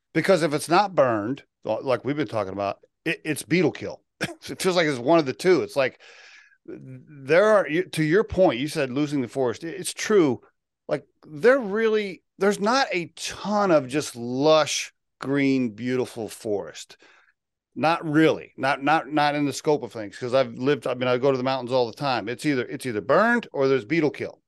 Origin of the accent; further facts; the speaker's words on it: Oklahoma, United States; moved away as an adult; I grew up in Oklahoma